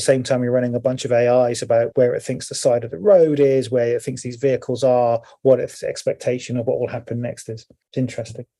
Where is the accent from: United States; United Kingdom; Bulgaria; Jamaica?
United Kingdom; Cornwall, South West England; I'm from Cornwall with the high hedges